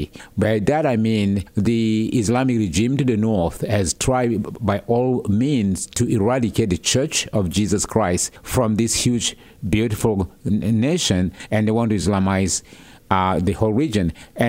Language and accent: English; South Sudan; moved away; my own personal testimony growing up in South Sudan.